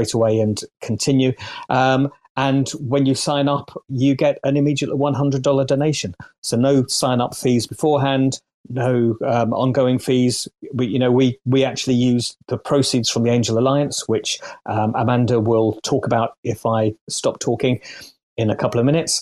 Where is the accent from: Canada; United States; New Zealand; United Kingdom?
United Kingdom; As a Brit